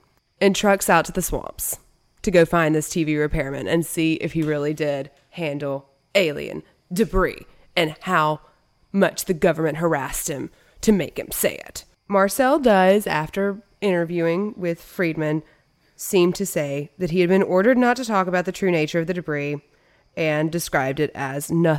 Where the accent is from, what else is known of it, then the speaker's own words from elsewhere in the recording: Natchitoches, Louisiana, United States; Natchitoches, Louisiana, which is my hometown.